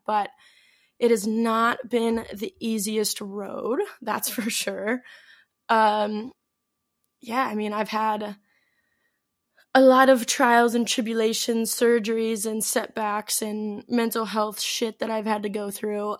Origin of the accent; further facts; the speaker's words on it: St. Louis, Missouri, United States; moved away as an adult; also born or lived in Athens, Greece / Mykonos, Greece; now in Greece; I am from Saint Louis